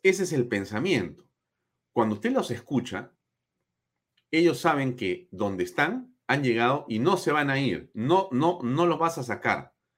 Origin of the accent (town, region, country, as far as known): Peru